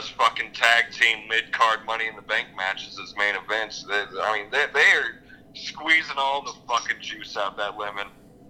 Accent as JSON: {"language": "English", "region": "Missouri", "country": "United States", "said": "I'm from Missouri. Missouri."}